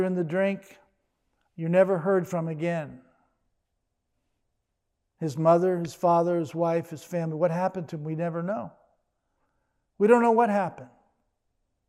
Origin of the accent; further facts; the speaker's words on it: Washington, D.C., Virginia, United States; also born or lived in Fort Myer, Virginia; I grew up in the Washington, D.C., Virginia area